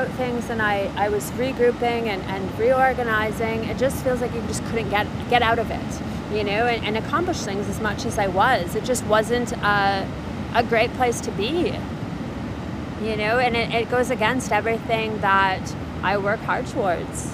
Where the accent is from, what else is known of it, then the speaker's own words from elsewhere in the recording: Canada; being Canadian